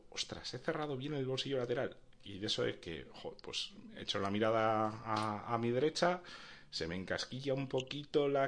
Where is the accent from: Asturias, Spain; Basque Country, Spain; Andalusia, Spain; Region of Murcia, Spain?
Basque Country, Spain; Bilbao; soy soy de Bilbao